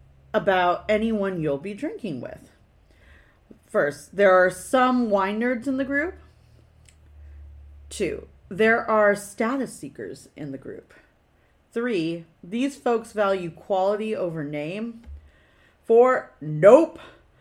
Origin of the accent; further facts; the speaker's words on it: California, United States; One, I'm from California, so why would I drink wine from anywhere else?